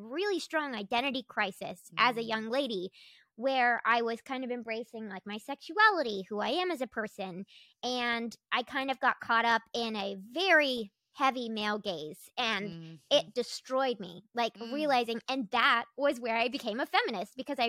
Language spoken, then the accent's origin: English; North Carolina, United States; I was like from North Carolina, from the rural woods. Like, I was, I grew up like with cows and chickens, and I grew up in like the Bible Belt of the East Coast.